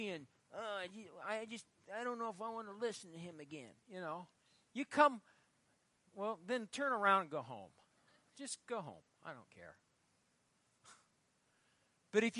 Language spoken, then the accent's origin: English; Fairbury, Nebraska, United States; I grew up in Fairbury